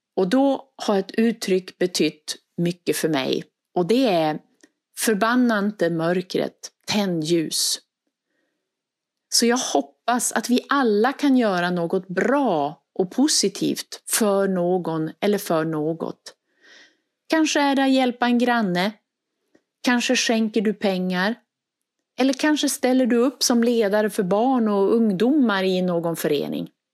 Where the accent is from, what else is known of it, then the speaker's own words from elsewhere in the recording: Västerbotten County, Sweden; now in Skåne, Sweden; Och ni hör ju på min dialekt, jag är inte uppvuxen i Skåne. Och för mig så tog det tid att ta in traditioner och känna att det här är mitt hem nu. Ibland när någon frågade om var jag skulle fira jul, då sa jag hemma. Och så menade jag i Västerbotten. Jag kunde sakna traditioner som vi hade då jag växte upp